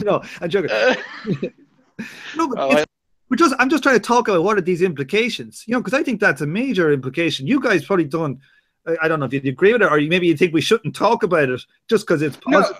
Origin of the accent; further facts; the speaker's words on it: Ireland; I'm Irish